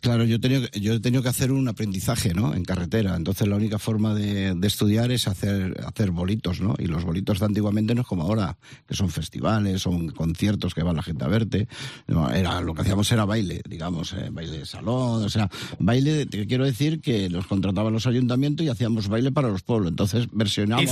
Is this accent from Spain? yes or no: yes; Madrid, Community of Madrid, Spain; moved away as an adult; also born or lived in Burgos; now in Almería, Spain; un par de añitos creo, que nos fuimos a Vallecas, al Pozo del Tierra Mundo, a Entrevías. Y yo me siento súper vallecano